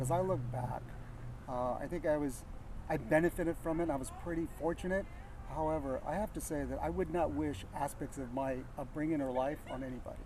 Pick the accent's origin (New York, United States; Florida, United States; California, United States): California, United States; Yuba City; moved away; also born or lived in San Jose / Bay Area; I was born in San Jose but I lived most of my life up in Northern California in a place called Yuba City